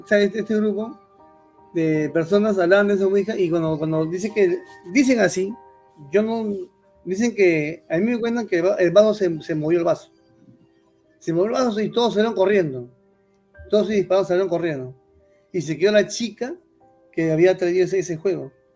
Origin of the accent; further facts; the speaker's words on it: Lima, Peru; yo crecí en un barrio, en Chorrillos, ¿cómo se dice? Chorrillos, Chorrillos Antiguo